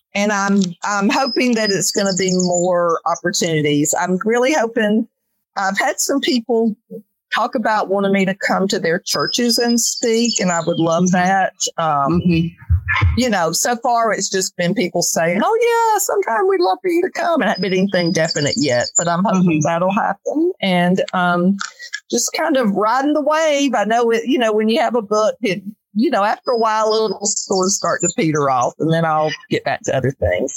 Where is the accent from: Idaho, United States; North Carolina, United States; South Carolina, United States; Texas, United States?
North Carolina, United States; moved away as an adult; now in Calhoun, United States